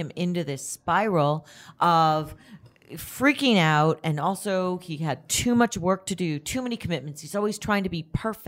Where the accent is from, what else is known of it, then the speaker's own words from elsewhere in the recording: Toronto, Ontario, Canada; my hometown, Toronto